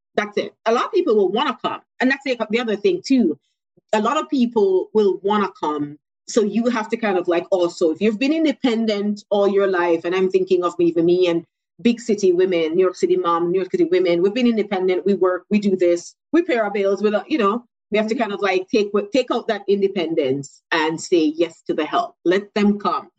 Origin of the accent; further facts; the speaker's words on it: Jamaica; moved away; I'm born and raised in Jamaica.